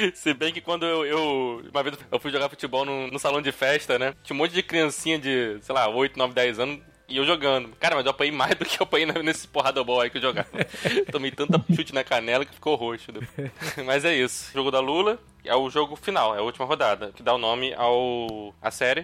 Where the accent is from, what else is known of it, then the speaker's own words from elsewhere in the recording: Niterói, Rio de Janeiro, Brazil; now in Rio de Janeiro, Brazil; Sou de Niterói, na verdade. Moro aqui no Rio, mas sou de Niterói.